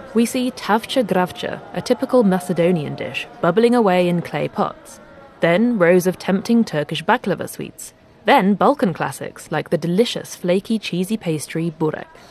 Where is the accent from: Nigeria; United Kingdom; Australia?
United Kingdom; moved away as an adult; now in Germany; I'm British, but I've been living in Germany for seven years.